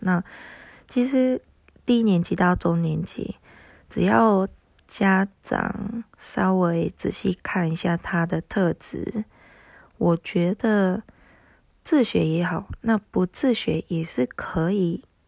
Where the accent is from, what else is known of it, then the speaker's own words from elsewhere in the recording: Japan; first language Japanese; Chinese is a second language; now in Taiwan; 因为我是日本人